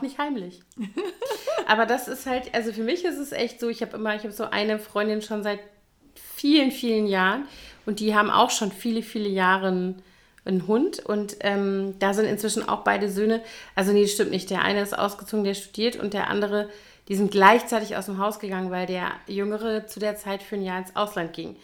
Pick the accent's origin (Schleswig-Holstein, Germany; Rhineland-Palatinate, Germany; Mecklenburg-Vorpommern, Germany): Rhineland-Palatinate, Germany; Koblenz; moved away as an adult; also born or lived in Bonn; in Koblenz, äh, meiner Heimatstadt